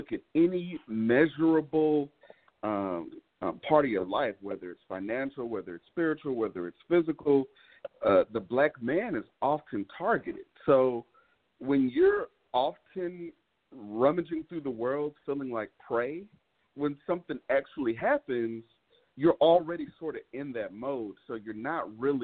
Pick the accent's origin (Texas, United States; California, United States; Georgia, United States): Texas, United States; Houston; born and raised here in Houston